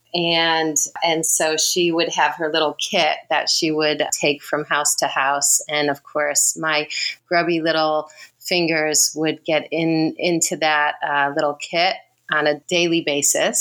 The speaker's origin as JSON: {"language": "English", "town": "Redlands", "region": "California", "country": "United States", "tie": "born or raised there", "also_born_or_lived": "Connecticut / Los Angeles", "moved": "as an adult", "lives_now": "New Zealand", "said": "I was born in Connecticut, but then moved to California in 1980. So I was in elementary school and went to school. We moved to Riverside, Loma Linda, Redlands area"}